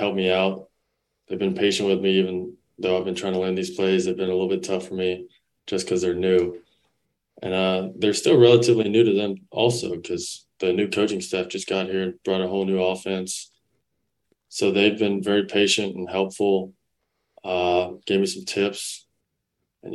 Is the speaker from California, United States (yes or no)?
no; Memphis, Tennessee, United States; moved away as an adult; now in Baton Rouge, United States; I'm from Memphis